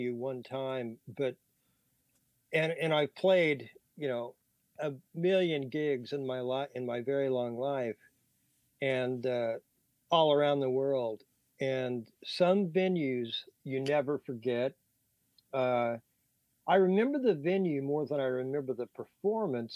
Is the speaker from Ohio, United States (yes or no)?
no; Manhattan, Kansas, United States; moved away; I grew up in Kansas on farms